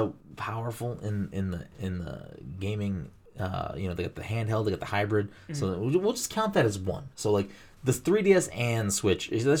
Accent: Massachusetts, United States; We're both like from Massachusetts.

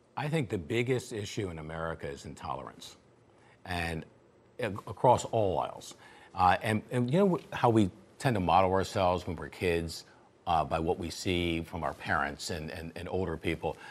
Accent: Florida, United States; I come from Florida

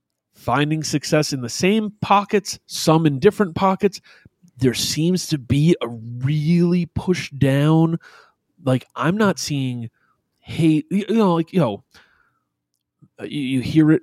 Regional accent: Albany, New York, United States; I grew up in Albany.

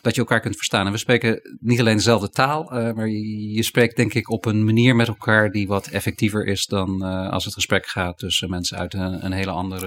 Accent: Netherlands; wij Nederlanders

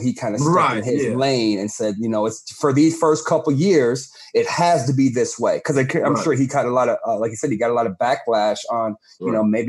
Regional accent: outside of Cleveland, Ohio, United States; growing up in Cleveland, Ohio, or outside of Cleveland, Ohio.

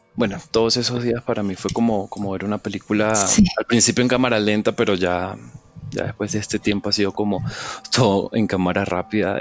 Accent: Venezuela; now in Colombia; Yo me crié en Venezuela, yo nací acá en Colombia y, me crié en Venezuela.

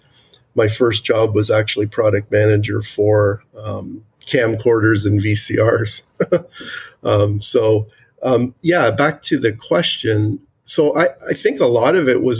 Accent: Toronto, Ontario, Canada; as a Canadian, I'm born in Canada. I was raised here.

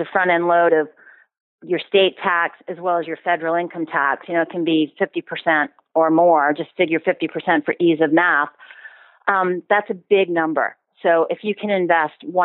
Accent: Boston, Massachusetts, United States; moved away as an adult; now in United Kingdom; I'm from Boston.

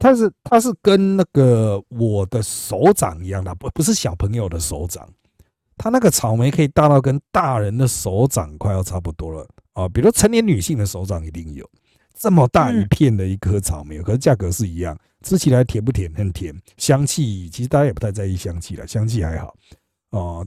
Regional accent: Miaoli County, Taiwan; 我是苗栗人

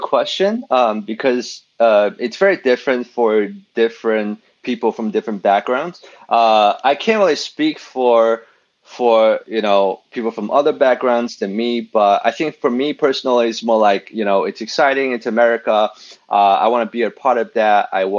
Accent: China; moved away; also born or lived in United States; growing up in China

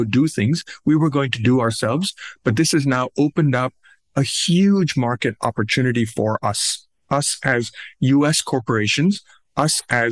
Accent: Pakistan; moved away as an adult; now in United States; I grew up in South Asia. I was born and raised in Pakistan.

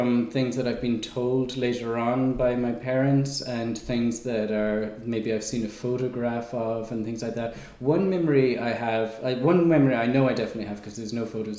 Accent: Ireland; also born or lived in England; now in Portugal; I come from Ireland originally. Although I wasn't born there, I was born in England

